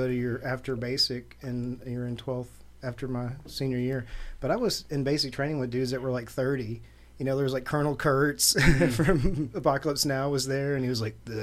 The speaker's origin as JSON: {"language": "English", "town": "Little Rock", "region": "Arkansas", "country": "United States", "tie": "born or raised there", "said": "growing up in Southwest Little Rock, it was a necessity to survive and to be able to shoot"}